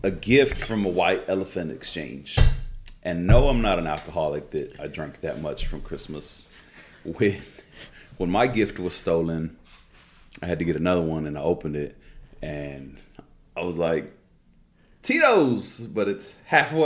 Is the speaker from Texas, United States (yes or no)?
yes; Midland, Texas, United States; We're from Midland.